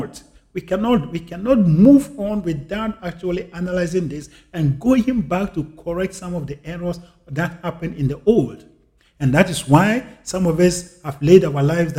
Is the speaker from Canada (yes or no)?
no; Ghana; moved away; I was born and I grew up in Africa, in Ghana